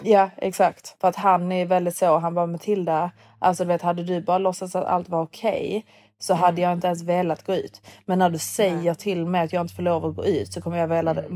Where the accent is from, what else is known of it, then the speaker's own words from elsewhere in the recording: Sweden; moved away as an adult; also born or lived in London, United Kingdom; now in Dubai, United Arab Emirates; jag är från Sverige